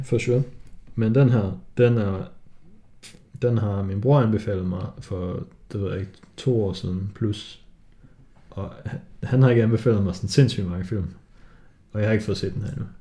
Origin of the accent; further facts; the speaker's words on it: Denmark; jeg er jo dansker